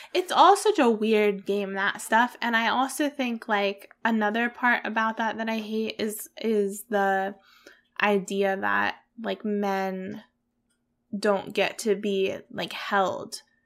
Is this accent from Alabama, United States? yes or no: no; Pennsylvania, United States; moved away; Hillside Farms, which is a farm near where I grew up in Pennsylvania